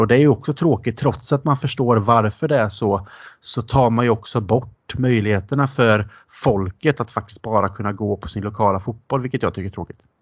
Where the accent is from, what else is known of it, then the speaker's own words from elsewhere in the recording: Sweden; also born or lived in England; vi var från Sverige